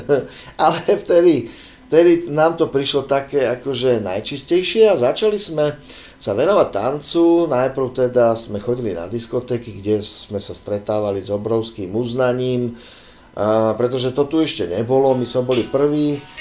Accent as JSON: {"language": "Slovak", "town": "Bratislava", "region": "Bratislava Region", "country": "Slovakia", "tie": "born or raised there", "moved": "as an adult", "said": "ja som vyrastal tu v Bratislave, na Sibirskej ulici"}